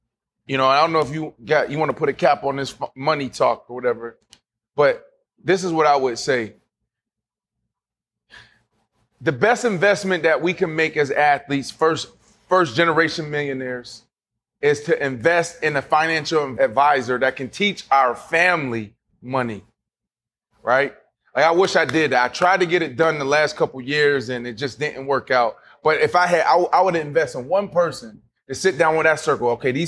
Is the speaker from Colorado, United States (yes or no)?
yes; Denver, Colorado, United States; Because I came from Denver where Drake Bly, who was signing those big deals